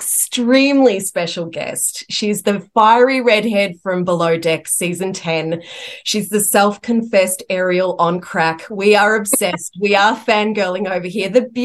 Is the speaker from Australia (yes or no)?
yes; Australia; And being Australian and British, I think we've got that same sense of humour, which is why we love you down here.